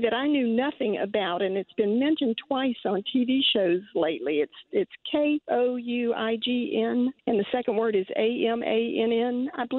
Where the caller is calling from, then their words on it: Baton Rouge, Louisiana, United States; I'm calling from Baton Rouge.